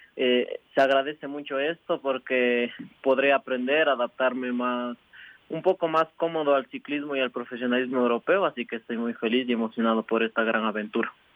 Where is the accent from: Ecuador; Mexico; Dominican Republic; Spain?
Ecuador; Cayambe, Pichincha; also born or lived in La Esperanza, Ibarra, Imbabura, Ecuador; soy de Imbabura. Eh, me crié y entrené todo, todo el tiempo en, en, la provincia de Pichincha con Byron en Cayambe, pero soy orgullosamente de Ibarra